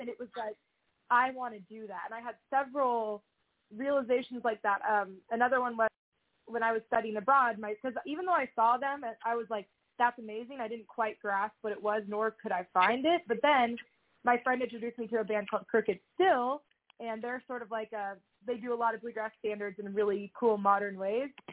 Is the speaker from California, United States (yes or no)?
yes; Southern California, United States; also born or lived in Seattle; now in Nashville, United States; I grew up in Southern California